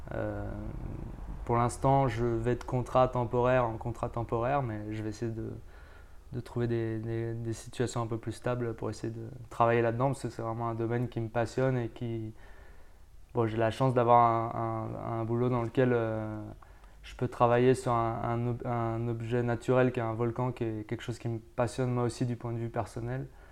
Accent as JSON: {"language": "French", "country": "France", "moved": "as an adult", "lives_now": "Tenerife, Spain", "said": "je viens de France. Enfin, je suis français, mais en fait, je travaille maintenant aux îles Canaries, à, à, Tenerife plus précisément"}